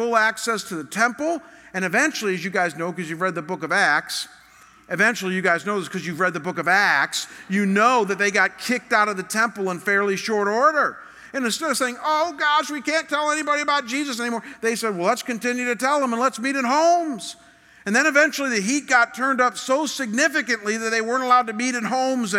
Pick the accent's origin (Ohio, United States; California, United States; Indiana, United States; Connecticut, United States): Ohio, United States; Chagrin Falls; moved away; Chagrin Falls, my hometown